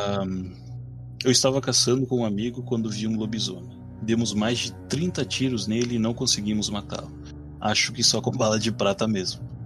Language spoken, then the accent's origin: Portuguese; Rivera, Uruguay; now in Erechim, Brazil; eu não sou daqui, né? Daqui de Erechim. Uh, eu sou de Rivera, Uruguai, que é fronteira com Santana do Livramento